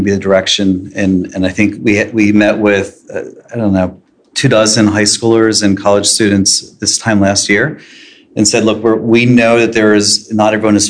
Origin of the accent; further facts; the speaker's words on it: Annapolis, Maryland, United States; I grew up in Annapolis. I went to Tower Heights back in the 70s. So been here in this area my entire life.